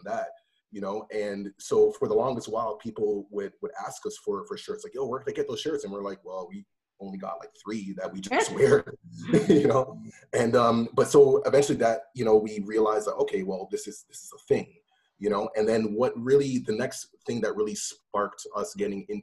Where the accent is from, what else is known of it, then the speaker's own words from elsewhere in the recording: Toronto, Ontario, Canada; I'm born in Toronto, Canada